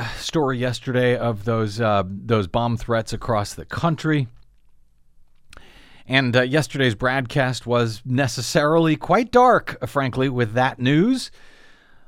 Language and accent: English; St. Louis, Missouri, United States; I'm from St. Louis. I have family members who are buried in that cemetery.